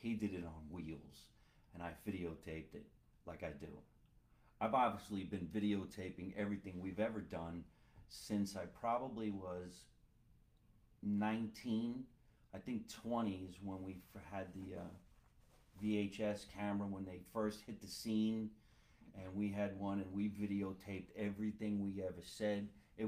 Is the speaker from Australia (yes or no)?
no; Hoboken, New Jersey, United States; I grew up in Hoboken. Good times, good times.